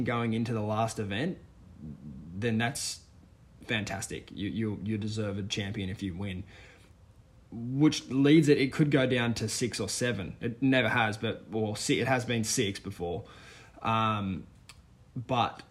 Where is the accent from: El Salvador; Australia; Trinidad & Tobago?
Australia; as an Aussie